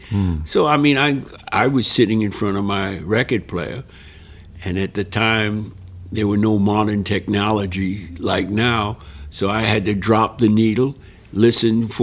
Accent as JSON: {"language": "English", "town": "New York City", "region": "New York", "country": "United States", "tie": "born or raised there", "said": "growing up in New York"}